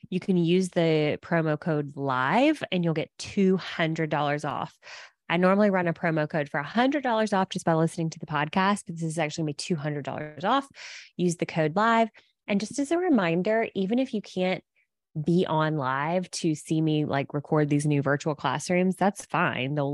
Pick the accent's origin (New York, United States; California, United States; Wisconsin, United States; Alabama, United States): Alabama, United States; accent: Southern; also born or lived in San Diego; And I said, and I used to sound a lot more Southern. I'm from Alabama, but I, uh, we lived in San Diego for six years and we've lived.